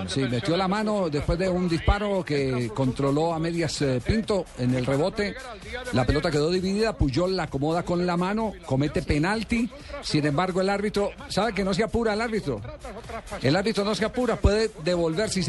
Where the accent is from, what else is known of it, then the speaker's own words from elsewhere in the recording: Colombia; uno como colombiano primero y como jugador, nos llena mucho orgullo eso.